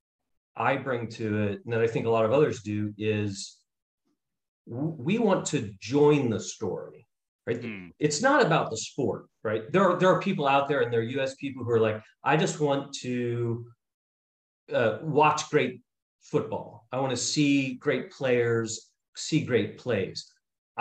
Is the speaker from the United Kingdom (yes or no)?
no; New York City, New York, United States; now in Baltimore, United States; I grew up in Brooklyn, New York